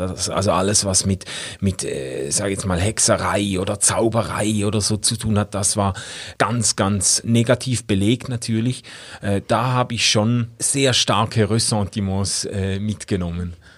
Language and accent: German; Schaffhausen, Switzerland; bei uns in Schaffhausen